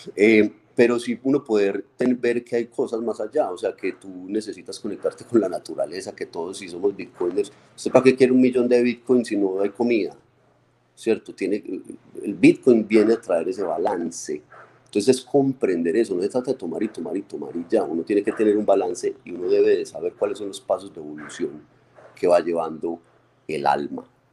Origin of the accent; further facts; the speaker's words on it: Medellín, Antioquia, Colombia; nuestra tierra en Medellín